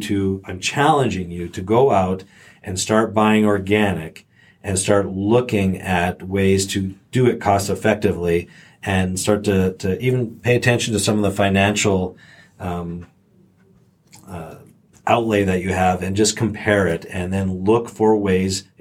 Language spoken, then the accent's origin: English; Canada; And I grew up in Canada